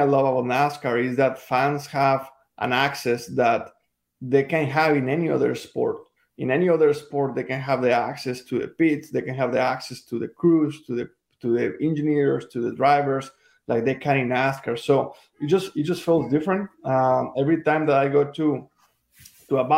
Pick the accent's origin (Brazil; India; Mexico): Mexico; English is a second language; now in United States; I was born and raised in Mexico